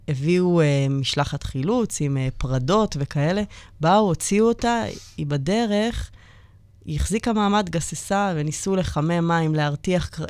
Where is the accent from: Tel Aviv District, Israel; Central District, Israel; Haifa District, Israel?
Central District, Israel; Kiryat Ono; אני מקריית אונו